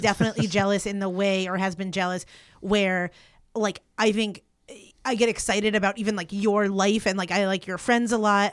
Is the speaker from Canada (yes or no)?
no; East Coast, United States; growing up on the East Coast